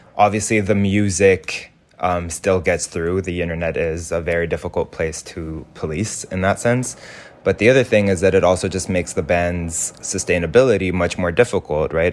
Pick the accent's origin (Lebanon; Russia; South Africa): Lebanon; moved away; growing up in Lebanon